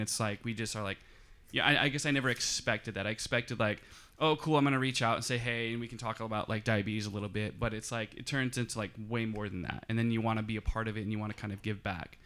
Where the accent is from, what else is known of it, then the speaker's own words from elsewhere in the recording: Michigan, United States; now in Southern California, United States; I'm from Michigan, so I'm kind of a country boy a little bit, too